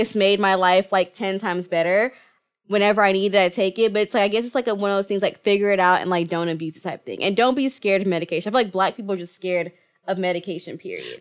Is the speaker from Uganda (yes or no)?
no; Kenya; I'm Kenyan